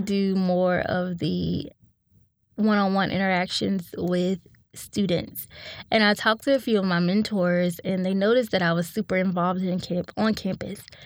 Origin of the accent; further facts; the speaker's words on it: Winston-Salem, North Carolina, United States; I grew up in Winston-Salem, North Carolina, to a single mom